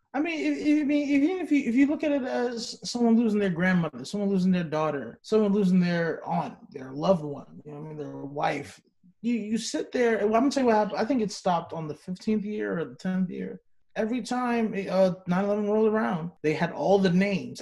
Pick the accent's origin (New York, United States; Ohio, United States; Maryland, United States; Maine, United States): New York, United States; New York City; moved away; I'm from Brooklyn, New York